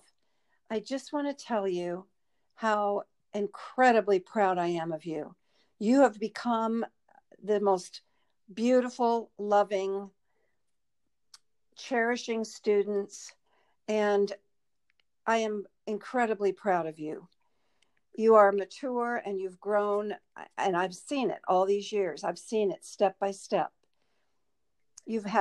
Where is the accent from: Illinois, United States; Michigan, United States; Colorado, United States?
Colorado, United States; Denver; I grew up in Denver, Colorado.